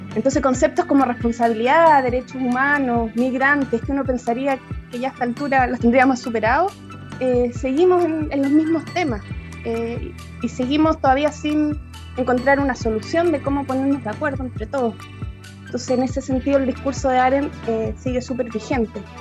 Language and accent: Spanish; Chile; Nosotros como ciudadanos chilenos